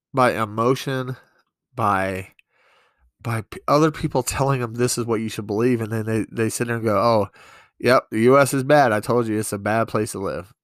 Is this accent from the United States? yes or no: yes; East Coast, United States; also born or lived in New York; now in Montana, United States; I'm from the East Coast, but I've lived in New York for a while.